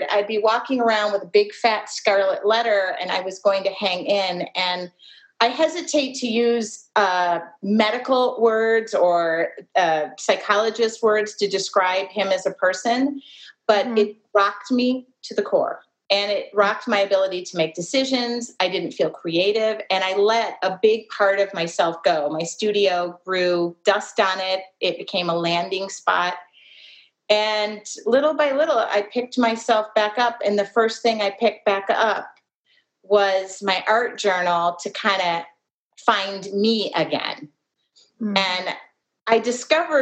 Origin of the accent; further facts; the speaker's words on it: Midwest, United States; I'm from the Midwest